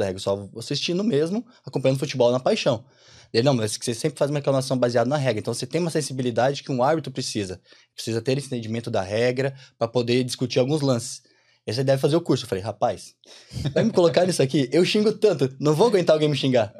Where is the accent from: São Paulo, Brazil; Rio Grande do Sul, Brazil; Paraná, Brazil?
Paraná, Brazil; Curitiba; moved away as an adult; now in Ireland; sou de Curitiba. Estamos aqui vivendo a experiência de intercâmbio na Irlanda